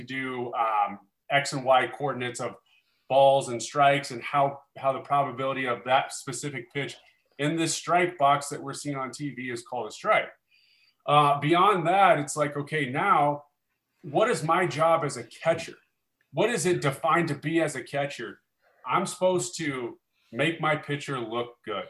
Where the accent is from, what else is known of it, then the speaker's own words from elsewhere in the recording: Omaha, Nebraska, United States; growing up in Omaha, Nebraska, which is where I'm from, which I live here today